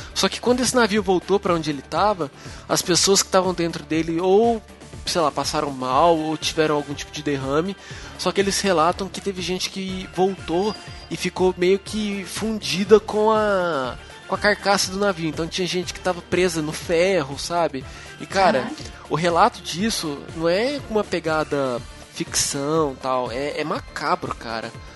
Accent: Uberlândia, Minas Gerais, Brazil; Uberlândia, que é minha cidade

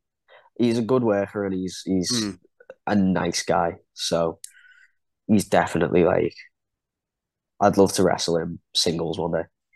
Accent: Liverpool, North West England, United Kingdom; I've got a lot of patriotism towards Ireland. I mean, I was born in Liverpool

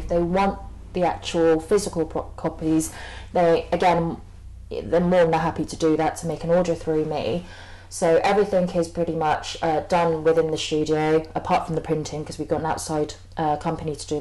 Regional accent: Camden, London, United Kingdom; I grew up basically on Cross Street

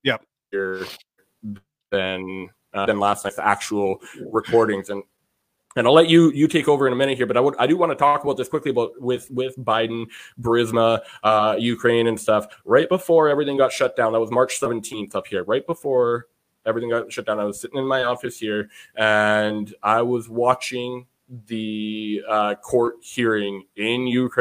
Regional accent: Canada; I am a Canadian

